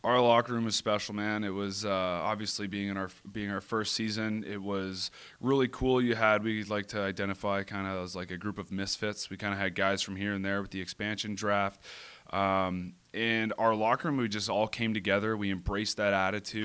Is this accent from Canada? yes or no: yes; Whitby, Ontario, Canada; moved away as an adult; also born or lived in Toronto; now in San Diego, United States; I grew up in Toronto, Ontario, a little town called Whippy